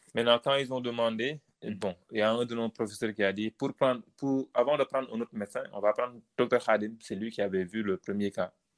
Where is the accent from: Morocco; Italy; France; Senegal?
Senegal; nous, Noirs, qui, sommes au Sénégal